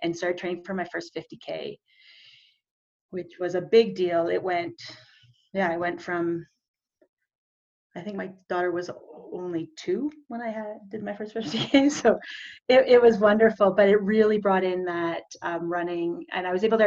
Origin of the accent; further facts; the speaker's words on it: Calgary, Alberta, Canada; I am from Calgary, or just outside Calgary, Alberta, in Canada, between Calgary and the beautiful Rocky Mountains.